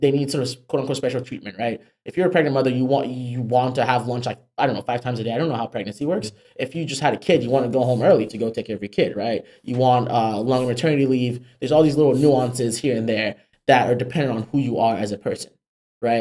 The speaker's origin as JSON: {"language": "English", "country": "Nigeria", "also_born_or_lived": "Africa", "moved": "yes", "lives_now": "United States", "said": "I am a Nigerian immigrant"}